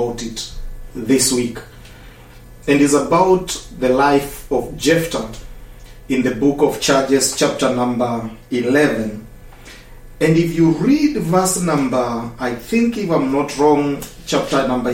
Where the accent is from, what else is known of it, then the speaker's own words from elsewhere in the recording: Eldoret, Uasin Gishu County, Kenya; I come from Kenya, Africa, in a city called Eldoret.